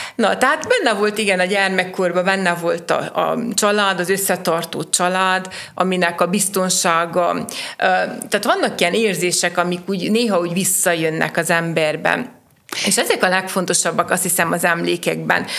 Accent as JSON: {"language": "Hungarian", "town": "Sfântu Gheorghe", "region": "Covasna County", "country": "Romania", "tie": "born or raised there", "said": "én a városomat szerettem, itt születtem, itt akarok élni, dolgozni, itt akarok valamit magam után hagyni"}